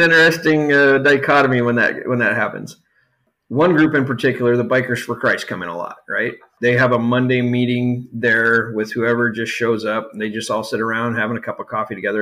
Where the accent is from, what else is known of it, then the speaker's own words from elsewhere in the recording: Yuma, Arizona, United States; moved away; also born or lived in Southern California; I grew up in in Southern California and down in Yuma, Arizona, for the most part